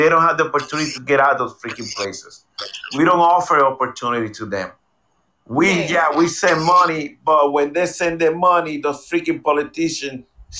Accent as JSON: {"language": "English", "country": "Puerto Rico", "moved": "yes", "lives_now": "United States", "said": "I'm coming from Puerto Rico"}